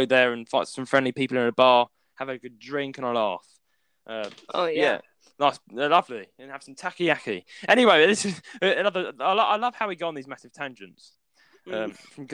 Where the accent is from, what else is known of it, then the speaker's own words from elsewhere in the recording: United Kingdom; we're both British